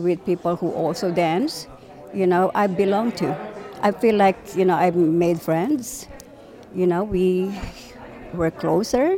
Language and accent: English; Philippines; now in Canada; in the Philippines we were colonized by Spain for 300